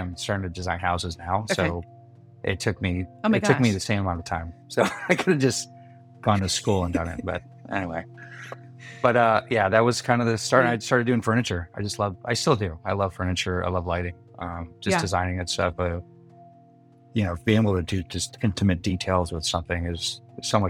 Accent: Milford, Michigan, United States; also born or lived in Detroit, Michigan; now in San Diego, United States; I'm from Detroit and we were out in the boonies. We were in Milford, Michigan

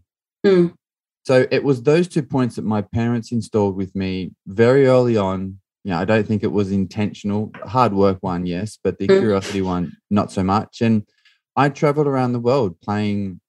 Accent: Australia; I grew up in Australia.

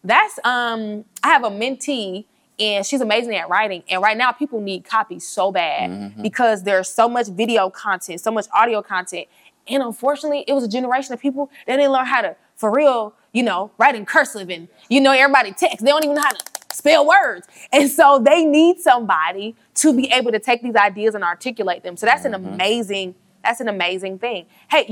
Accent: Atlanta, Georgia, United States; moved away as an adult; also born or lived in New York / Tuskegee, Alabama; now in Birmingham, United States; I was born in New York. I was raised in Atlanta.

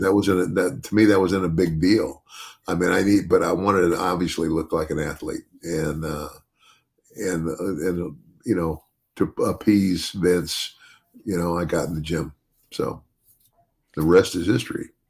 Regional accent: United States; also born or lived in Arizona; I grew up in the South and in Arizona

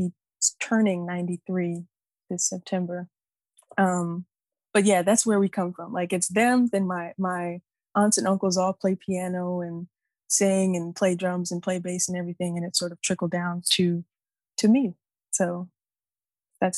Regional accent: New York City, New York, United States; Grew up in New York, Bronx. Born and raised

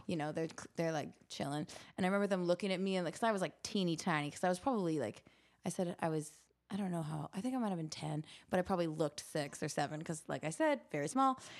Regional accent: Canada; I grew up in Canada and we all do very many winter sports

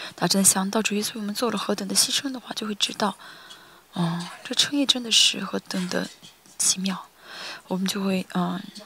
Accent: South Korea; 我是韩国人嘛

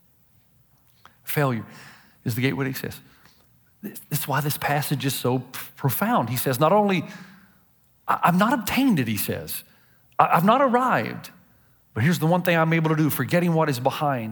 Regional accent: Tennessee, United States; I'm from Tennessee. Nothing good comes out of Tennessee. Well, maybe out of Middle Tennessee, but I'm from Hickville, folks. I'm from the sticks

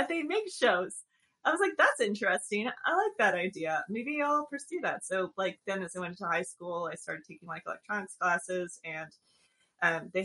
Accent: Northern Illinois and Southern Wisconsin, Midwest, United States; moved away as an adult; also born or lived in Madison, Wisconsin / Chicago; now in Austin, United States; I was born in the Midwest, and I've lived in the Northern Illinois and Southern Wisconsin rural areas for most of my young adult and childhood era.

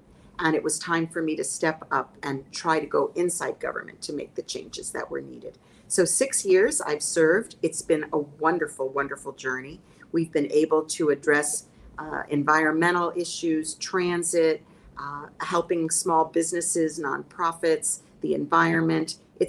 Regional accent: United States; I mean, because I think in growing up in the United States, so many of my peers didn't know any other world.

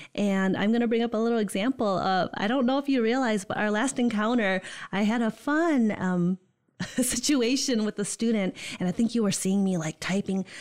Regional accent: Holland, Michigan, United States; moved away as an adult; also born or lived in Indiana / East Lansing, Michigan; born and raised in Holland, Michigan

